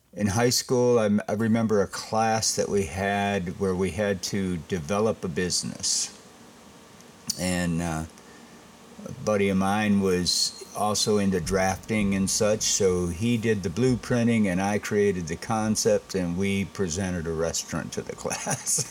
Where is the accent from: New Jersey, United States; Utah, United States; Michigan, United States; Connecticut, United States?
Michigan, United States; Saginaw; also born or lived in Cincinnati, Ohio / Columbus, Ohio / Louisiana / Texas; now in Batesville, United States; I was born in Saginaw, Michigan. And uh, grade school, I started at Jesse Loomis